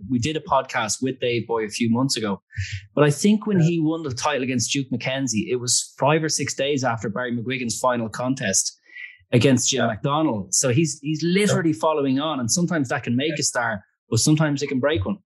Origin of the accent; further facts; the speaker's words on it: Ireland; I'm an Irish guy